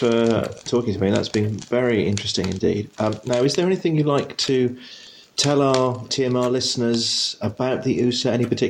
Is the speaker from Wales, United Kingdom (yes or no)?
no; London, United Kingdom; I mean, I'm a Londoner